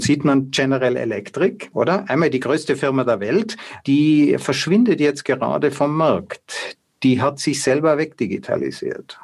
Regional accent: Austria; bei uns in Österreich

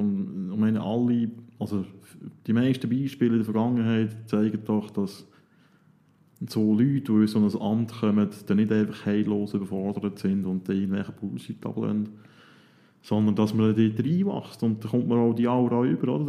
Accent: Switzerland; als Schweizer

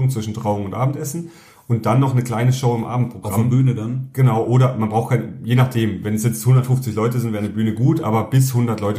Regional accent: Southern Germany, Germany; ich komme ja ursprünglich aus Süddeutschland

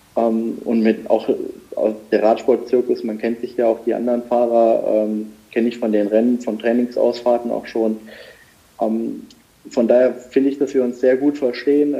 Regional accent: Saarland, Germany; ich bin ja gebürtiger Saarländer und wohne auch noch im Saarland

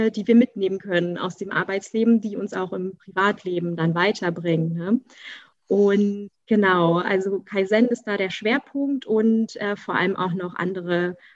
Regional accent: Berlin, Germany; Also ursprünglich bin ich eine der wenigen Ur-Berliner noch mit Eltern und Großeltern, äh, alle aus Berlin, ne? kommt ja selten noch vor.

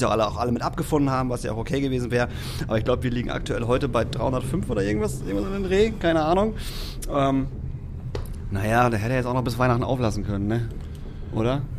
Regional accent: Hamburg, Germany; ich komme ja aus Barmbek

